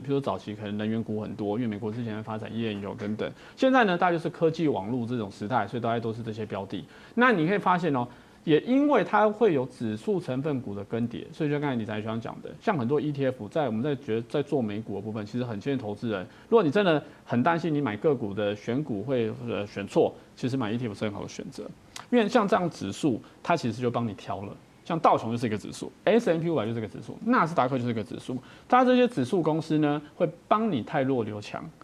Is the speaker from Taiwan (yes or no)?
yes; Taiwan; 我们台湾人喜欢用一个盖子把自己扣住